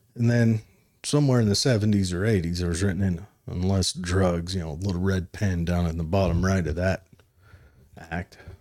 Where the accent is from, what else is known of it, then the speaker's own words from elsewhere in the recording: Utah, United States; I'm from Utah